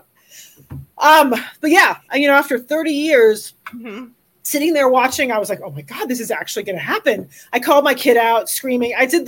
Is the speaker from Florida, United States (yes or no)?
yes; Miami, Florida, United States; now in Colorado, United States; I grew up in Miami, Florida